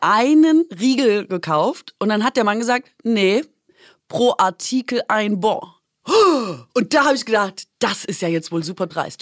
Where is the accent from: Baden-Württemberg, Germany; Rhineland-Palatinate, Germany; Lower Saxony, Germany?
Baden-Württemberg, Germany; Swabia; als Schwäbin